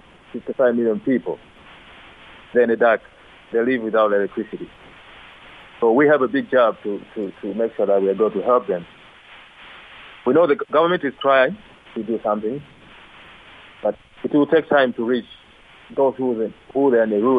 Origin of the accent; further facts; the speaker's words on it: Lushoto, Tanga Region, Tanzania; now in Dar es Salaam, Tanzania; I'm from Lushoto, Tanga, but currently I live in Dar es Salaam, the capital city of Tanzania.